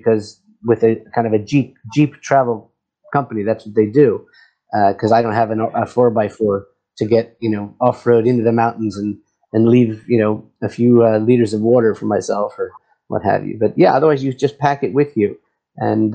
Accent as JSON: {"language": "English", "region": "California", "country": "United States", "tie": "born or raised there", "also_born_or_lived": "Washington, D.C., United States", "moved": "as an adult", "lives_now": "Israel", "said": "I grew up in California doing a lot of hiking as a kid, as a teenager"}